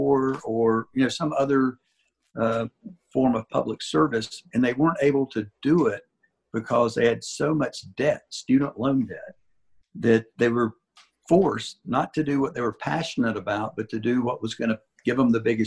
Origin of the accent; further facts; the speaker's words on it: Shelby, North Carolina, United States; now in Asheville, United States; I went through first grade through high school in Shelby in the public schools